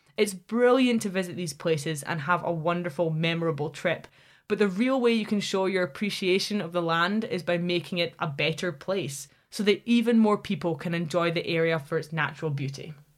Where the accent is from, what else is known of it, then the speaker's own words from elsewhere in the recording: Scotland, United Kingdom; Scotland as my home country